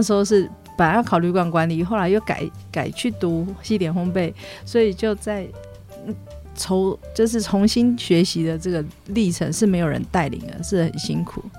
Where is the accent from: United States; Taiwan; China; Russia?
Taiwan; Taoyuan; moved away as an adult; now in Chiayi, Taiwan; 我从小在家，我们，他，在桃园有一栋旅馆